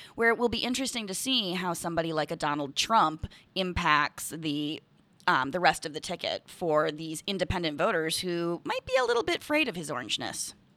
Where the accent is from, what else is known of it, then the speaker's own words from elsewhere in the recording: Hartland, Wisconsin, United States; also born or lived in Door County, Wisconsin; I was born and raised in Heartland, Wisconsin